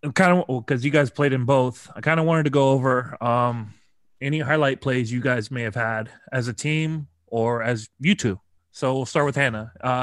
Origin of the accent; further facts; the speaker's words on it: United States; First off, I'm American. I'm used to being hated.